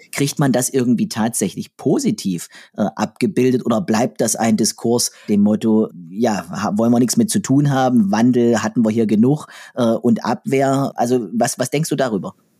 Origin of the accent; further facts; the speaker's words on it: southern Saxony-Anhalt, Germany; ich komme hier aus der Region im südlichen Sachsen-Anhalt, wo die Chemieindustrie sehr, sehr groß war